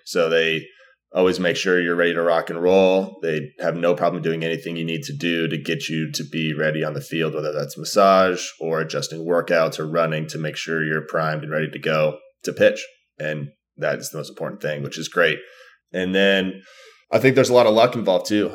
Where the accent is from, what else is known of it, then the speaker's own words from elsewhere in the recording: Arizona, United States; growing up in Arizona